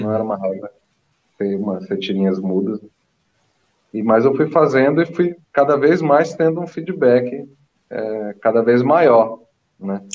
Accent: Manaus, Amazonas, Brazil; moved away as an adult; also born or lived in São Paulo; now in Buenos Aires, Argentina; Eu sou nascido, criado em Manaus

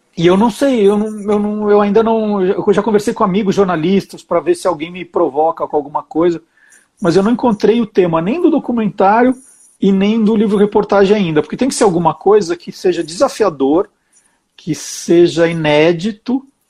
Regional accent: Brazil; como brasileiro

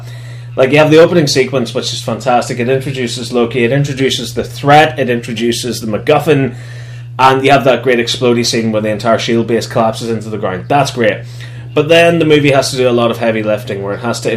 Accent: Northern Ireland, United Kingdom; we're Irish

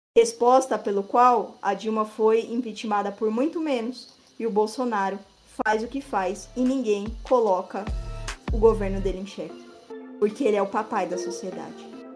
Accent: Brazil; nós brasileiros

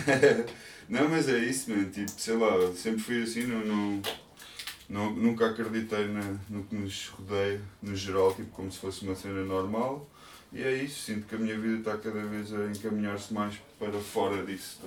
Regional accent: Portugal; eu sou português

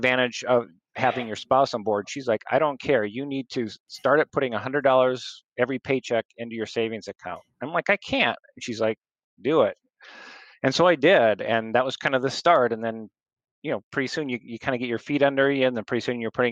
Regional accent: Lake Mills, Iowa, United States; I'm from Lake Mill

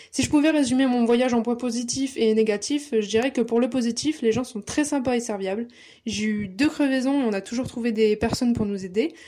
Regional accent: Lille, Hauts-de-France, France; j'ai 23 ans, je suis lilloise

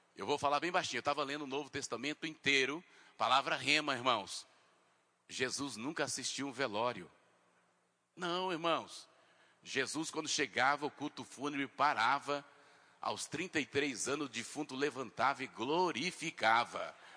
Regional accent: Mato Grosso do Sul, Brazil; moved away as an adult; now in Mato Grosso, Brazil; eu sou lá do Mato Grosso do Sul. Eu vim para cá, para o Mato Grosso.

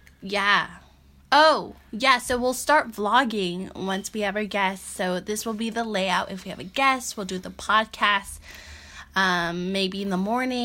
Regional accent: San Francisco, California, United States; born and raised in San Francisco.

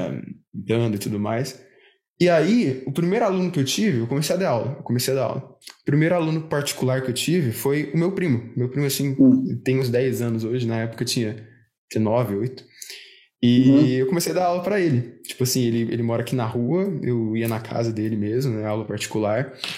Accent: Uberlândia, Minas Gerais, Brazil; aqui de Berlândia, sou, sou de Minas

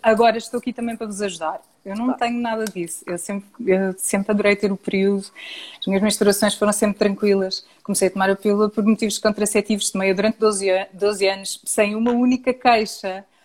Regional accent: Portugal; nós, enquanto portugueses

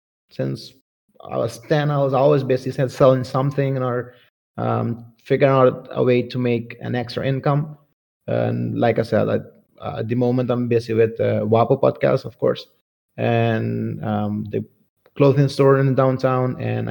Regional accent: Curaçao; also born or lived in Colombia; I was born in Colombia, but I came here when I was 9. So I was pretty much raised here. I feel culturally I'm Latin and Caribbean, and I went to Adolphus Collegia, University of Curaçao

